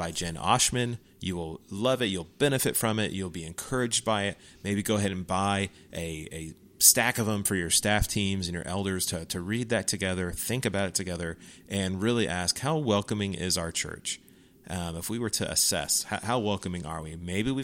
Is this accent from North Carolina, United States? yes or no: no; Houston, Texas, United States; growing up in Texas, growing up in Houston, growing up in a Southern Baptist church